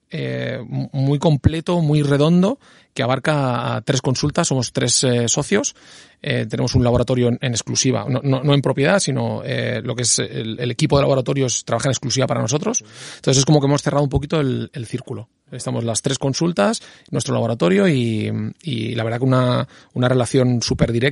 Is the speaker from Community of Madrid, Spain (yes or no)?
no; Don Benito, Extremadura, Spain; me examiné en, eh, en, eh, Extremadura, en Don Benito. ¿Yo soy de Don Benito? Pues en Don Benito